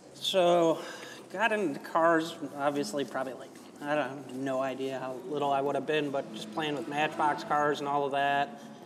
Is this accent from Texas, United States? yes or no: no; Chicago, Illinois, United States; I grew up in Wicker Park in Chicago